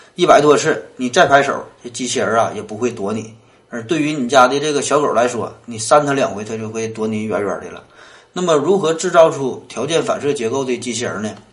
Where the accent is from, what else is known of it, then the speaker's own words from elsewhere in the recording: Northeast China, China; 咱们东北人呐